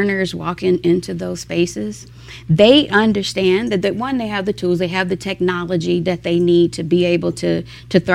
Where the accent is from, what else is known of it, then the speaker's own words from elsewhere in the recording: Tennessee, United States; now in Denver, United States; I'm from Tennessee